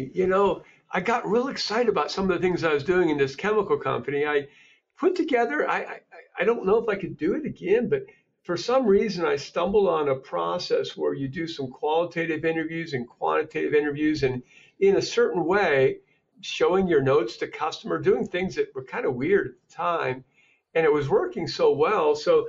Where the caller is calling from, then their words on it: Cleveland, Ohio, United States; Cleveland, Ohio. We just got about 17 inches of snow